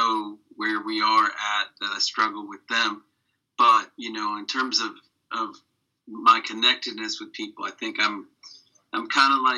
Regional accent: New York, United States; I was born in New York

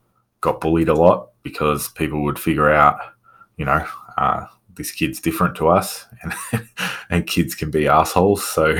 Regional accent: Victoria, Australia; I don't know if you know Victoria in Australia, but I've lived right up the top end. I've lived right down the bottom end. I've lived everywhere.

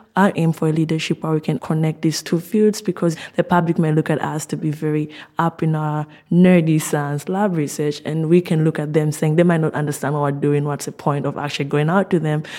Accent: Zambia; moved away as an adult; now in Oxford, United Kingdom; I'm originally from Zambia

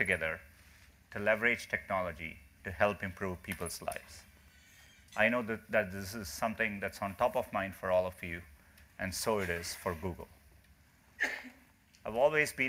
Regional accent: India; moved away; Growing up in India

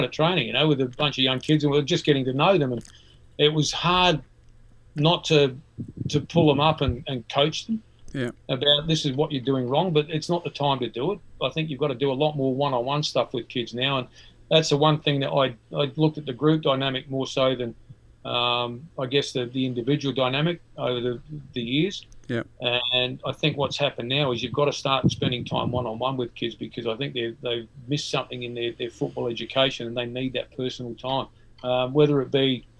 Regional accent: Adelaide, South Australia, Australia; growing up in Adelaide, I lived in Port Adelaide

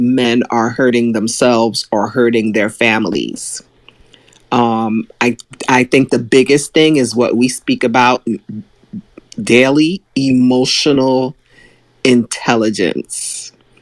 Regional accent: New York City, New York, United States; Growing up in Brooklyn, New York

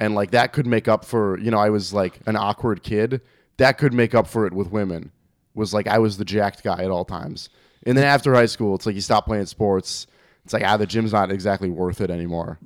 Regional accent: Algonquin, Illinois, United States; also born or lived in Woodstock, Illinois; now in Arlington Heights, United States; I grew up in Algonquin, but then I went to school out in Woodstock, which is even further north

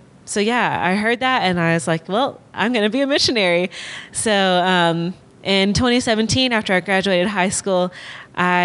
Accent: Alabama, United States; I grew up in Alabama

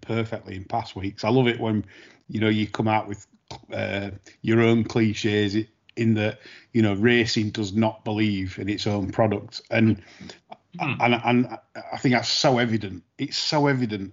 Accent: Sheffield, Yorkshire and the Humber, United Kingdom; my hometown Sheffield

